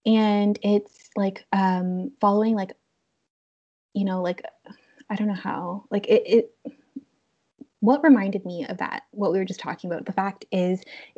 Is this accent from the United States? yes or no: no; Canada